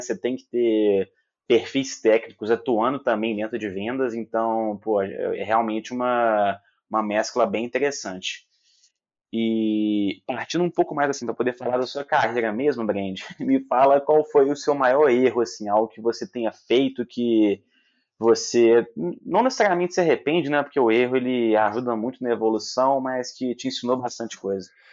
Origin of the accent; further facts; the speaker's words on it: Belo Horizonte, Minas Gerais, Brazil; accent: mineiro; Aqui em Belo Horizonte, mineiro também